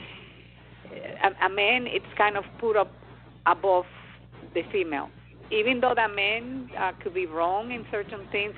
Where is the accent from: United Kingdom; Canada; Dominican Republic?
Dominican Republic; I come from the Dominican Republic